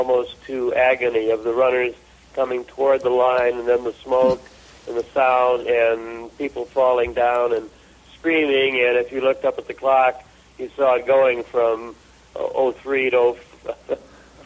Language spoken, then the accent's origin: English; Chicago, Illinois, United States; I was growing up on the Great South Side of Chicago